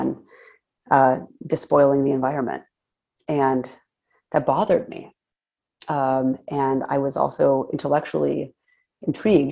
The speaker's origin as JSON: {"language": "English", "town": "San Diego", "region": "California", "country": "United States", "tie": "born or raised there", "said": "I grew up in San Diego"}